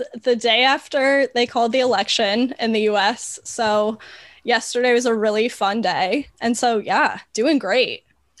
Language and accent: English; an hour from Detroit, Michigan, United States; I grew up an hour from Detroit